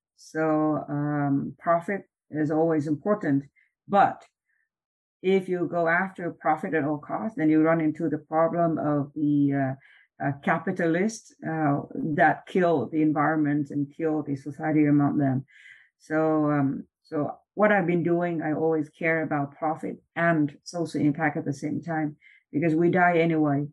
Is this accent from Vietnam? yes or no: yes; Vietnam; moved away as an adult; also born or lived in Hawaii / Switzerland / Vancouver; now in Canada; I was born and raised in Vietnam.